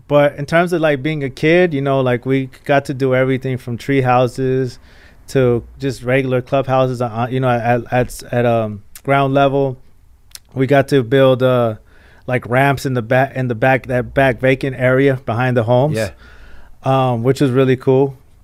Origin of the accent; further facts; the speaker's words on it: Mexico; moved away; also born or lived in Rosemead, California; but I still was Mexican, you know, but I was born in Mexico, and everything in my household was very much so traditionally Mexican.